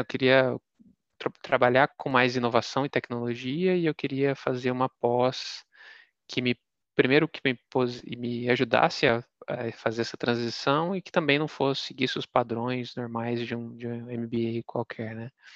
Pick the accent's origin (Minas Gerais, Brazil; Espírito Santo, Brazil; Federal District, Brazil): Minas Gerais, Brazil; ter nascido e sido, ter sido criado em Minas